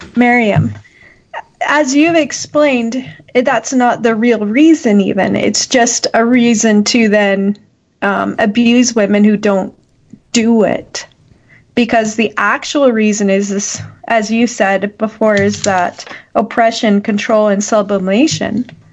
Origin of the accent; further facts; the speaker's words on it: Canada; as a Canadian who has these freedoms